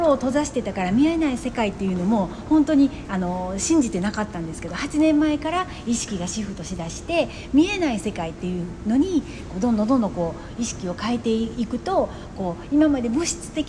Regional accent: Kagawa, Japan; moved away as an adult; now in Okinawa, Japan; 私は香川県出身ですけど、沖縄まで飛んできたんですね

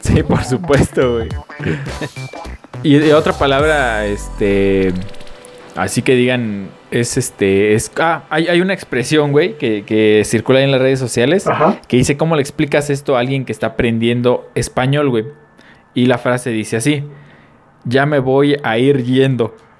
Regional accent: Mexico; como mexicanos que somos

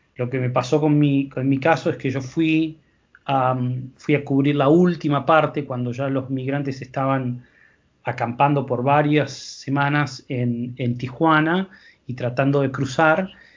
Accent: Argentina; moved away; yo no soy de Buenos Aires, soy del interior

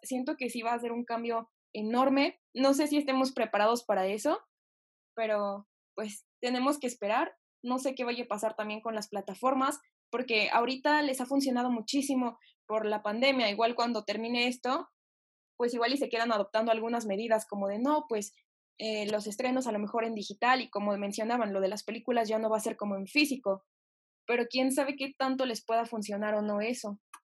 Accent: Mexico; porque sea mexicana

